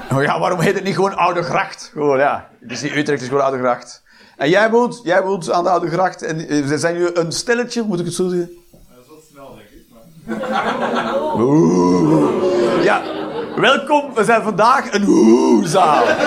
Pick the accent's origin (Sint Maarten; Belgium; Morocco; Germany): Belgium; Flanders; now in Eindhoven, Netherlands; ik ben een Belg, een Vlaming